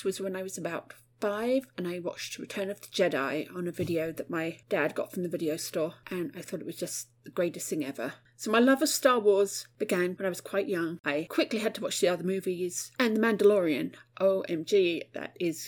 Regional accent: Watford, East of England, United Kingdom; I come from Watford. That's where I was born.

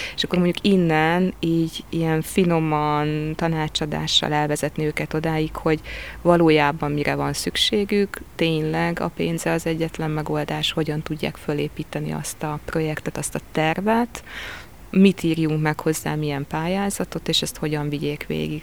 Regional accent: Tapolca, Veszprém County, Hungary; also born or lived in Székesfehérvár / Budapest / Paris / Normandy; now in Veszprém, Hungary; én Székesfehérváron születtem, Tapolcán gyerekeskedtem

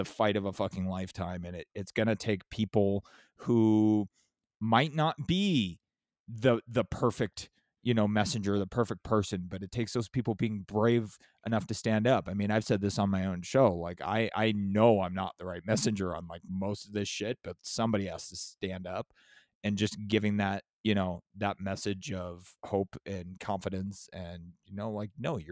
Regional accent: San Diego, California, United States; I'm from San Diego

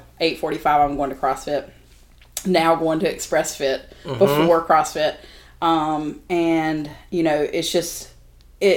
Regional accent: Wilmington, North Carolina, United States; I grew up here in Wilmington

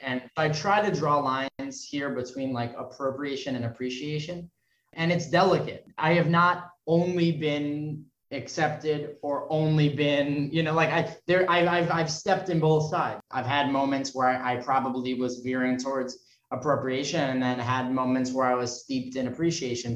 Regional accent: New York City, New York, United States; I was raised in New York City

